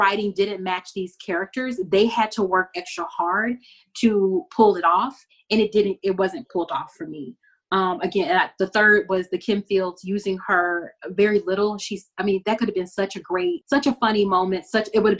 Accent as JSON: {"language": "English", "region": "Texas", "country": "United States", "said": "I'm from Texas."}